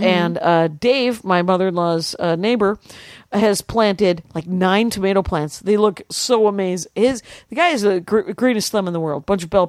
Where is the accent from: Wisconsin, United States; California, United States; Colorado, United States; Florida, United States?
Wisconsin, United States; moved away; I'm from Wisconsin.